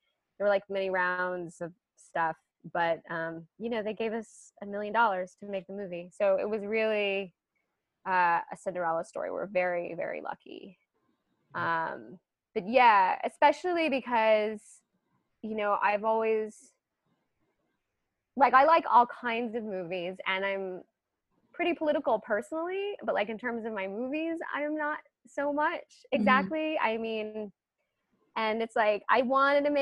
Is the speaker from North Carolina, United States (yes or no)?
yes; Charlotte, North Carolina, United States; now in Brooklyn, New York, United States; my local theater that I grew up with in Charlotte, North Carolina